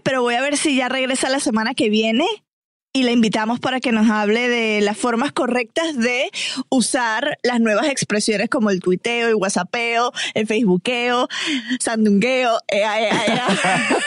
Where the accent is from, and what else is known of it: Venezuela